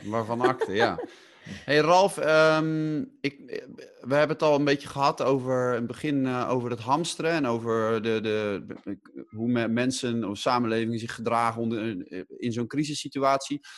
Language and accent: Dutch; Netherlands; wij als Nederlanders